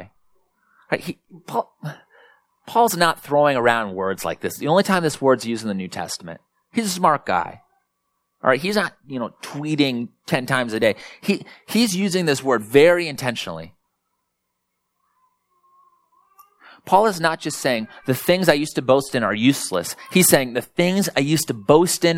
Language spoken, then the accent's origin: English; Springville, Iowa, United States; also born or lived in North Minneapolis; now in Minneapolis, United States; I grew up in Springville, Iowa, about an hour and 15 minutes south